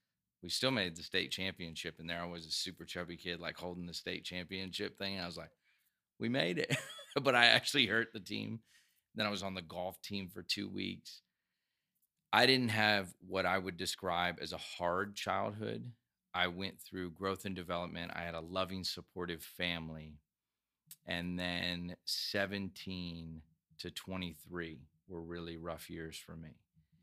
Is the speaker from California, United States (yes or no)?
no; Georgia, United States; also born or lived in Iowa / Virginia / North Carolina / South Carolina; We moved around some. I was born in Iowa, and then we moved Virginia, North Carolina, South Carolina, finally to Georgia when I was about 12.